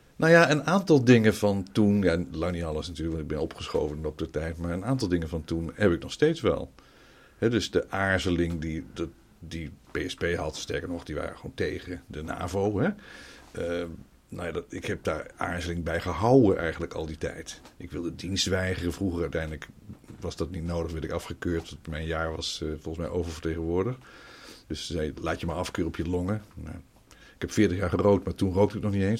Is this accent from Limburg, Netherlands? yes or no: no; Nijmegen, Gelderland, Netherlands; moved away as an adult; also born or lived in Utrecht / Almelo / Leiden / Wageningen; ik kwam natuurlijk uit Nijmegen daar ben ik eh, verder opgegroeid. Dus Almelo een stukje en verder van mijn vijfde tot mijn achttiende heb ik in Nijmegen gewoond